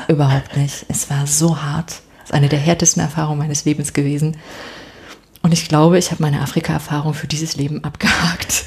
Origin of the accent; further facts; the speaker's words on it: Dresden, Saxony, Germany; moved away as an adult; also born or lived in Havana / Halle; ich mit, mit meinem Mann dann nach Dresden in meine Heimat gegangen wo ich ja auch lange dann nicht gelebt hatte